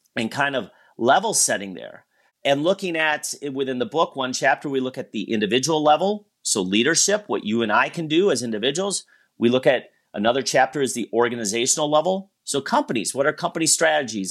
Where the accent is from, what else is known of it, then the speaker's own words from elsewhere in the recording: Wisconsin, United States; moved away; I grew up in Wisconsin